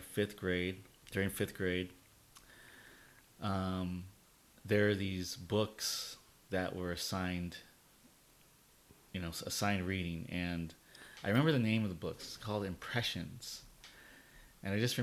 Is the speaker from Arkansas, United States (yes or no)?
no; Covina, California, United States; also born or lived in Yucaipa, California; we grew up in Covina